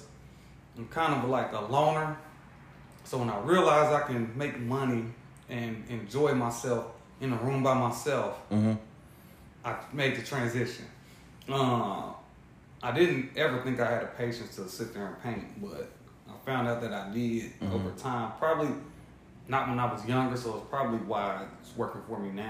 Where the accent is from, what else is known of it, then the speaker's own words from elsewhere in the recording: Indianapolis, Indiana, United States; I come from Indianapolis